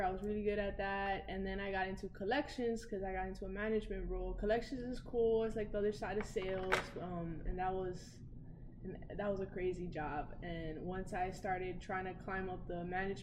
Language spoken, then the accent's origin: English; New Jersey, United States; I'm just this Latino girl from Jersey